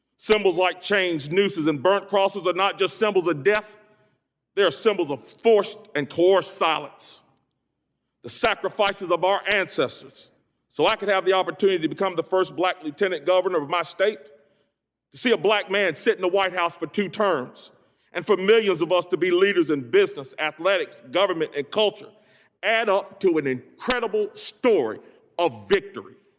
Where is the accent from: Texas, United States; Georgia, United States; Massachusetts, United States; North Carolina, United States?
North Carolina, United States; Greensboro; I hail from Greensboro, home of the Woolworth Sit-Ins, an epicenter of the civil rights movement. I grew up poor as the ninth of ten children